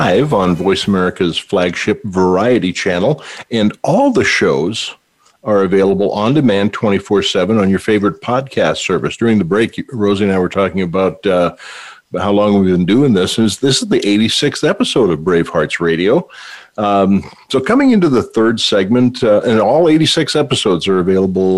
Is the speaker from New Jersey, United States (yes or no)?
no; North Dakota, United States; moved away; I hail from the Peace Garden State. So, yay, North Dakota. my old hometown there.